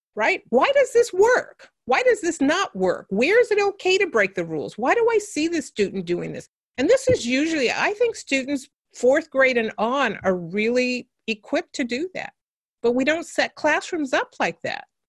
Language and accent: English; San Francisco, California, United States; I grew up in San Francisco, California